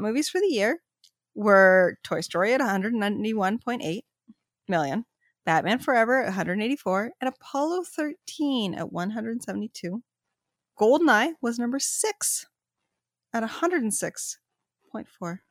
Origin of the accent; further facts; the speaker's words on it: Canada; we're Canadian